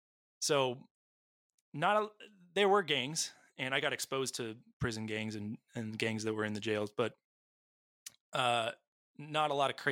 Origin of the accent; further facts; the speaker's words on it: Los Angeles, California, United States; Born and raised in Southern California, near a great, beautiful city called Los Angeles.